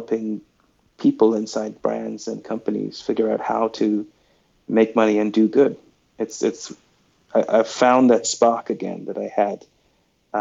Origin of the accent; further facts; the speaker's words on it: Sri Lanka; moved away; also born or lived in New York City; I'm a kid from Sri Lanka who grew up obsessed with pop culture